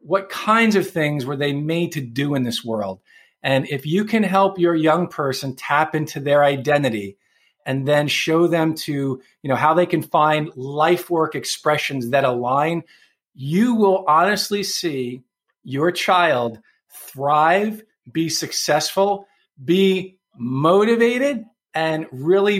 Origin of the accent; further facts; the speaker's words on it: New York City, New York, United States; moved away; I'm from New York City originally, so I grew up around a lot of Italians